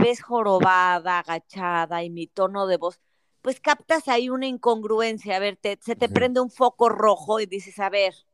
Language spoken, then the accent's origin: Spanish; Monterrey, Nuevo León, Mexico; moved away; also born or lived in Mexico City / Querétaro; nací en Monterrey, viví en la Ciudad de México y luego en Querétaro